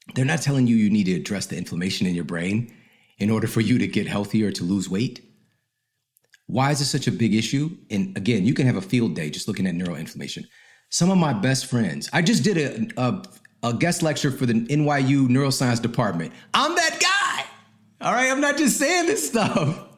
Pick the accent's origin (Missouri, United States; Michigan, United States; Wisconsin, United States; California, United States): Missouri, United States; St. Louis; moved away; also born or lived in Ferguson, Missouri; I'm from St. Louis